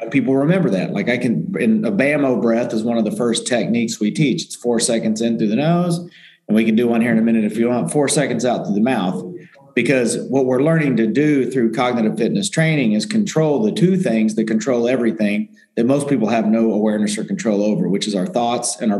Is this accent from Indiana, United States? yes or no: yes; Indiana, United States; moved away; I was from Indiana, athlete, good athlete, three sport athlete in high school